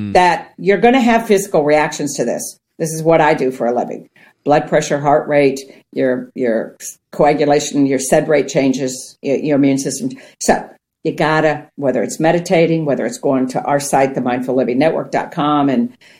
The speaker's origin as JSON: {"language": "English", "region": "Ohio", "country": "United States", "tie": "born or raised there", "said": "I grew up on farmland in Ohio"}